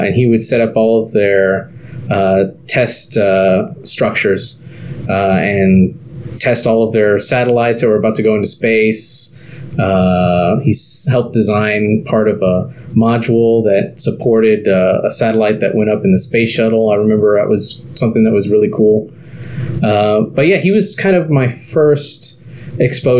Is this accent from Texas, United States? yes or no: yes; Harlingen, Texas, United States; I grew up in South Texas, a place called Harlingen